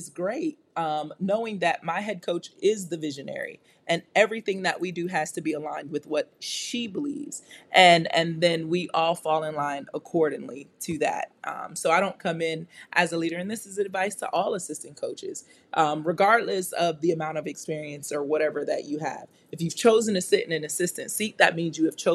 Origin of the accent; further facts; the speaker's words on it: New York, United States; I'm from New York.